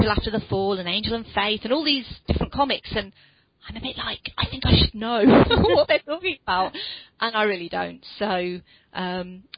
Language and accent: English; United Kingdom; accent: British; I went all British again.